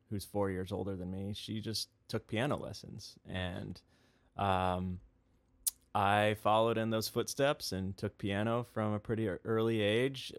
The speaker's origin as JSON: {"language": "English", "town": "Webster Groves", "region": "Missouri", "country": "United States", "tie": "born or raised there", "also_born_or_lived": "Chicago, Illinois", "said": "we moved to Saint Louis, Missouri. and that's where I grew up"}